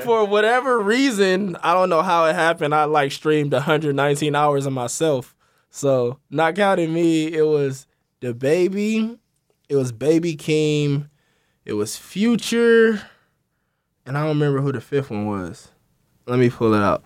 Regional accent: Los Angeles, California, United States; also born or lived in Malibu / Missouri; from Crenshaw District, born and raised

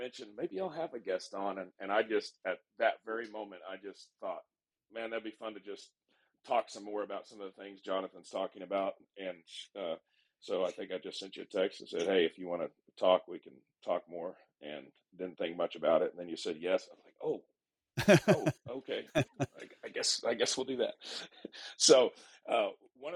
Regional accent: California, United States; now in Midland, United States; I grew up in California

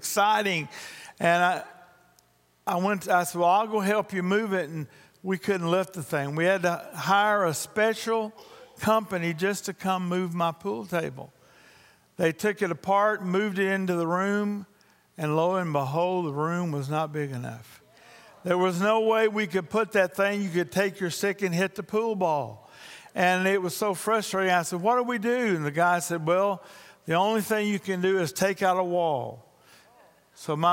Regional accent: Louisiana, United States; I'm also from Louisiana

